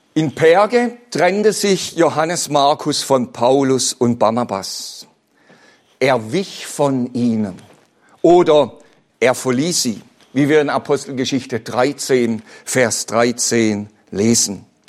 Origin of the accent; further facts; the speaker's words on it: Bad Liebenzell, Baden-Württemberg, Germany; Ich bin ja selbst auf dem Missionsberg in Bad Liebenzell aufgewachsen.